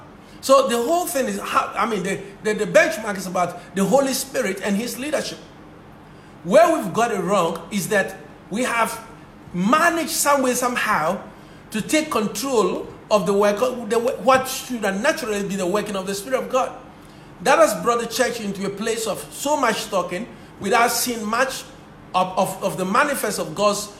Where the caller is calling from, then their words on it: Ghana; and I'm speaking from Ghana, so it's an afternoon here.